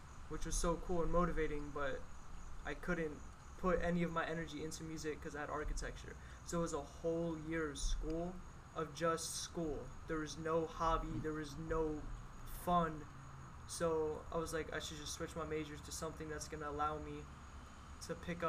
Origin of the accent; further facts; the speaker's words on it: Lebanon, Pennsylvania, United States; I'm from Lebanon, Pennsylvania. I've been here my whole life. I was born here, raised here.